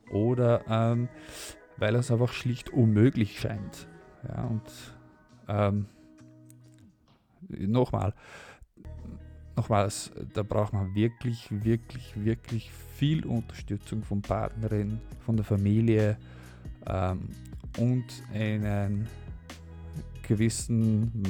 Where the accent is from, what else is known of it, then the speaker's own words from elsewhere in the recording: Netherlands; German is a second language; weil ich komme natürlich aus, also ich bin Holländer und, und in Holland gibt es auch ein Stipendium.